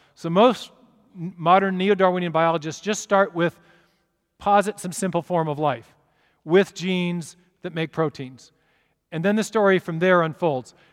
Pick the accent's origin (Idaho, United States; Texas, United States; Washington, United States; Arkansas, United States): Washington, United States; Seattle; I'm from Seattle